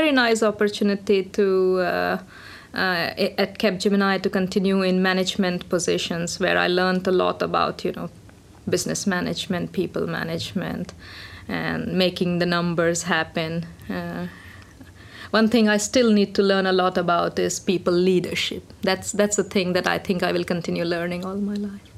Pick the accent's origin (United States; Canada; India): India; moved away as an adult; now in Finland; I'm of Indian origin. I came to Finland about 13 years ago. And back in India, I studied electronics engineering